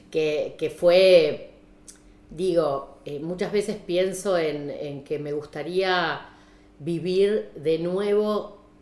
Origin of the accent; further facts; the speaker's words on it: Saladillo, Buenos Aires Province, Argentina; also born or lived in La Plata; yo eh, nací en La Plata, pero me crié en Saladillo. Sí. Provincia de Buenos